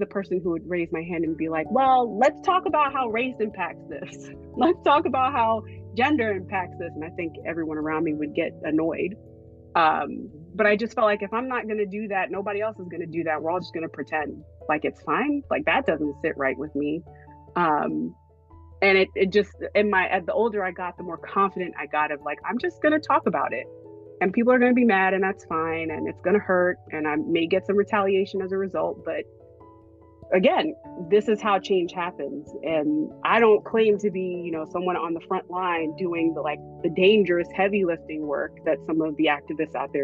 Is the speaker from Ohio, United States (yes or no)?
no; Hillside, New Jersey, United States; moved away as an adult; also born or lived in New York; my hometown is Hillside, New Jersey.